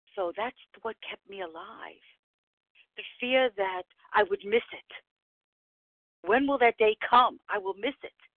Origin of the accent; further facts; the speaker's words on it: New York City, New York, United States; from the Bronx